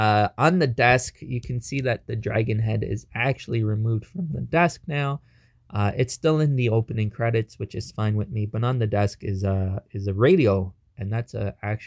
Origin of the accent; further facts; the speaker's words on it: Toronto, Ontario, Canada; we're from Toronto